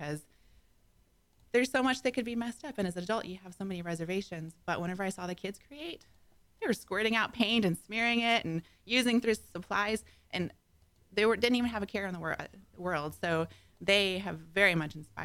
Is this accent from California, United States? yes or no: no; Cut and Shoot, Texas, United States; I grew up in the Cut and Shoot area for the most part